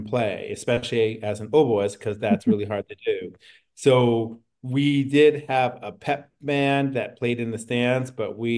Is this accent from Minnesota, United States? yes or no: no; East Orange, New Jersey, United States; I grew up in New Jersey, and I was living in a city, East Orange, outside of Newark